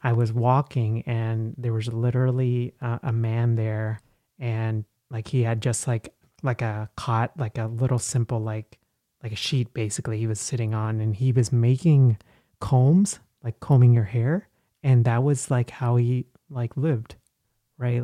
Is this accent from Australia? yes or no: no; Texas, United States; English is a second language; moved away as an adult; also born or lived in Dallas / Nashville; now in Philadelphia, United States; I'm from Texas